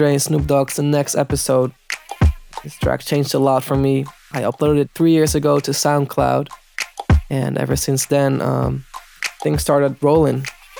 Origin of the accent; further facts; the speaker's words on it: Netherlands; As I am from Holland